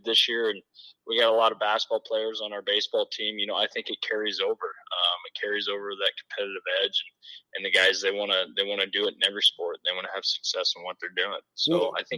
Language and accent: English; Mid-Prairie, Iowa, United States; came back to my hometown here. I graduated from Mid Prairie